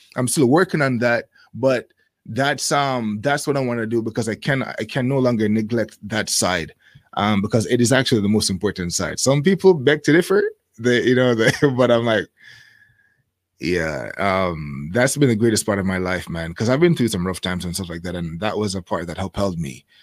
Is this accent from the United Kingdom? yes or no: no; Jamaica; moved away as an adult; now in Japan; I grew up in Jamaica